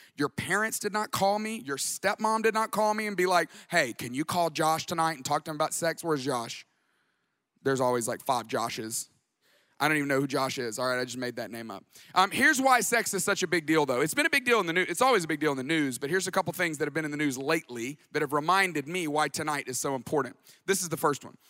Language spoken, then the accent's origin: English; Tuscaloosa, Alabama, United States; moved away as an adult; also born or lived in Atlanta, Georgia / Dallas, Texas; I grew up in Tuscaloosa, Alabama. I moved to Atlanta in nineteen ninety-eight